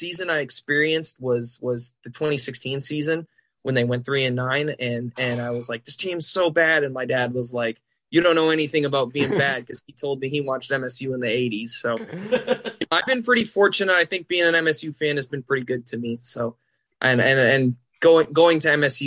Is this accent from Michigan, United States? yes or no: yes; Portage, Michigan, United States; I grew up in Portage, which is just about 10 minutes down the road from there. I'm born and bred